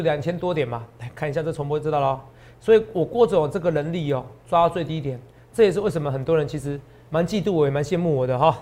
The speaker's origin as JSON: {"language": "Chinese", "region": "New Taipei", "country": "Taiwan", "tie": "born or raised there", "said": "我也是在新北市长大的。哦，虽然我现在在这边工作，哦，我现在很多的起居点都是台北市"}